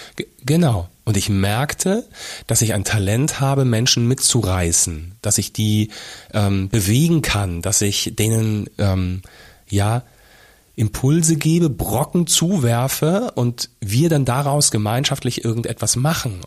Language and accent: German; Fulda, Hesse, Germany; also born or lived in Rhineland; dass wir tatsächlich vom Rheinland ähm, nach Fulda umgezogen sind. Ähm, glaub, ja. kurz, kurz vor Beginn der Grundschule für mich